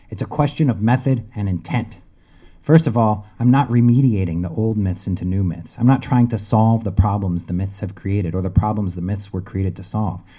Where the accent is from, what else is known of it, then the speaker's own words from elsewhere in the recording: Connecticut, United States; But I'm not from there. I'm from Connecticut.